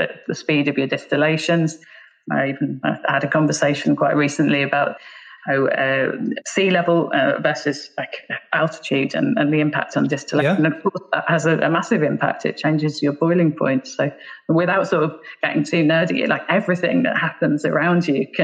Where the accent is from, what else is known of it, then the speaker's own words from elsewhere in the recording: Bedfordshire, East of England, United Kingdom; also born or lived in Black Isle, Scotland; now in Ireland; I actually grew up just outside London. My family is Scottish, but I actually went to school and grew up in Bedfordshire, which is just north of London